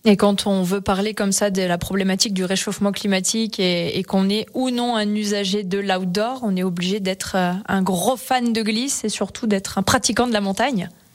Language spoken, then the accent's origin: French; Savoie, Auvergne-Rhône-Alpes, France; chez nous en Pays de Savoie